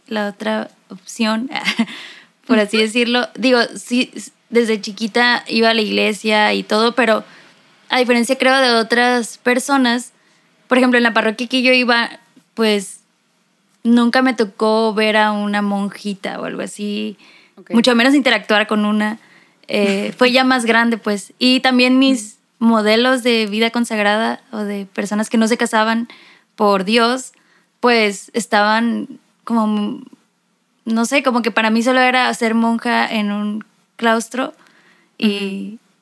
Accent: Mexicali, Baja California, Mexico; now in Monterrey, Mexico; soy de Mexicali, pero actualmente vivo en Monterrey

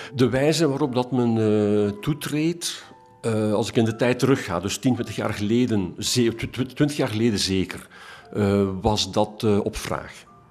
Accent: Ghent, Flanders, Belgium; ik als Gentenaar

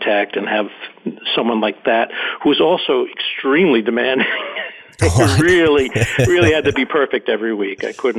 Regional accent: New Rochelle, New York, United States; also born or lived in Yonkers, New York / Cleveland / Pittsburgh / Honolulu; now in Minnesota, United States; I was born in Yonkers, New York, where I spent my first few years. Grew up mostly in New Rochelle, New York

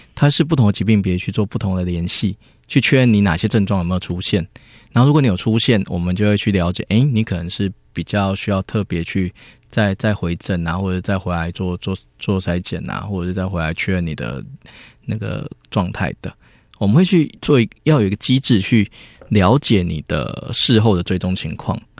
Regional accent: Chiayi County, Taiwan; moved away as an adult; 我我也是嘉义人，我们回嘉义其实也是想为家乡做一点事情

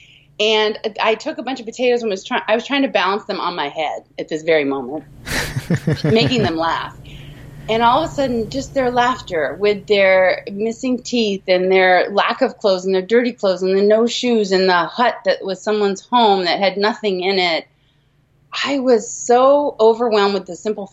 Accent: Los Angeles, California, United States; I grew up in Los Angeles back in the 70s and 80s

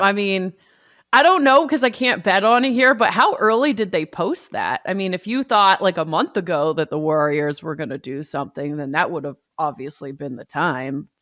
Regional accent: Vancouver, British Columbia, Canada; moved away; also born or lived in Toronto; I'm from Vancouver and I lived in Toronto

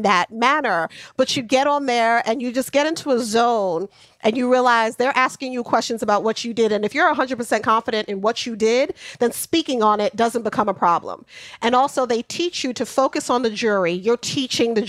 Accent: New York City, New York, United States; also born or lived in Atlanta / Brooklyn; Jamaica, Queens.

